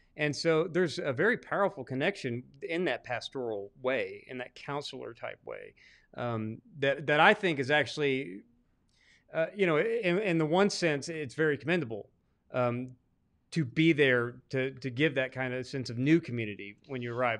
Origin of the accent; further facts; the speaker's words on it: Arkansas, United States; I'm actually from Arkansas